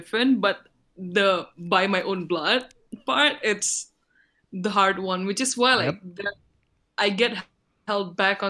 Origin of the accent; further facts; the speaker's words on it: Surabaya, East Java, Indonesia; moved away; also born or lived in Singapore; My hometown is in Surabaya, which is like nowhere near my boyfriend. It's on the other side of Java.